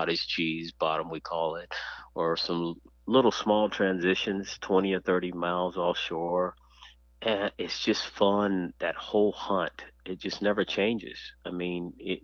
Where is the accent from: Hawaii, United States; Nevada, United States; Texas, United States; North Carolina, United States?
Texas, United States; now in Florida, United States; I am a diehard Texan, and I still consider it home.